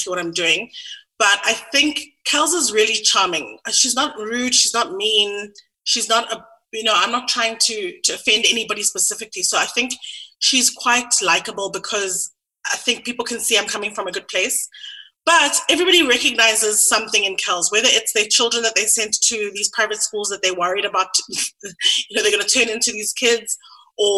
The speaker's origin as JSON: {"language": "English", "town": "Sandton", "region": "Gauteng", "country": "South Africa", "tie": "born or raised there", "also_born_or_lived": "London", "said": "I grew up in Sandton."}